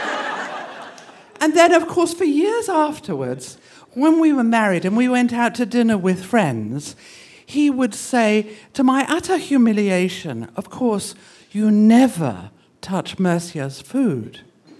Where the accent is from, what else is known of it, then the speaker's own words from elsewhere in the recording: England, United Kingdom; moved away as an adult; also born or lived in Boston; now in United States; When I grew up in England